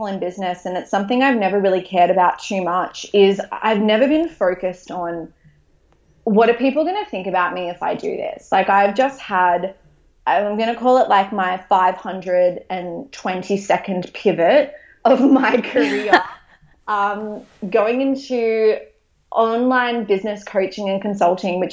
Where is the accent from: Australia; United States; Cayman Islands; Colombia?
Australia; Maitland, New South Wales; I opened a Pilates studio in my hometown of Maitland